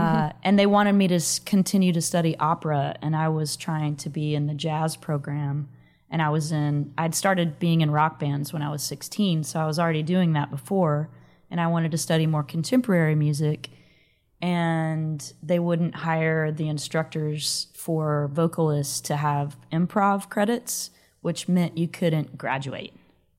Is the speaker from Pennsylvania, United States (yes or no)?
no; Dallas, Texas, United States; now in Austin, United States; I grew up in the Dallas-Fort Worth area.